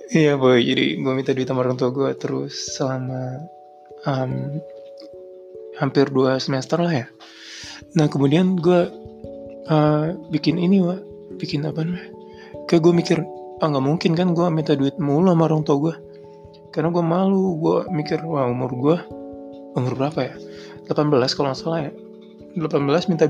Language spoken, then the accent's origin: Indonesian; Indramayu, West Java, Indonesia; moved away as an adult; now in Jakarta, Indonesia; Gue ngerantau. Jadi gue dari Indramayu merantau ke Jakarta dan menurut gue itu pertama kali gue ke Jakarta